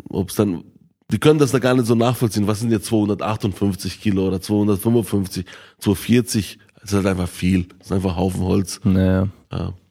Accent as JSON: {"language": "German", "country": "Bosnia & Herzegovina", "tie": "born there", "said": "ich bin ja selber in Bosnien-Herzegowina geboren und ich bin ja jedes Jahr ein, zwei Mal dort"}